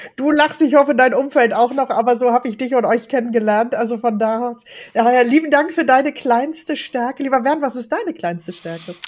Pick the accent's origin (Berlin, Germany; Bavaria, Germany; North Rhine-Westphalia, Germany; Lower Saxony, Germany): North Rhine-Westphalia, Germany; Ruhr area; hier bei uns im Ruhrgebiet